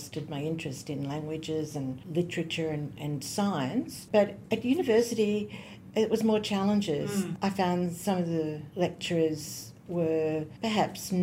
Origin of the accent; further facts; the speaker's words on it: Goulburn, New South Wales, Australia; also born or lived in Cootamundra, Australia / London, United Kingdom / Sydney, Australia; I was born in Cootamundra. Early in my life, I moved to Goulburn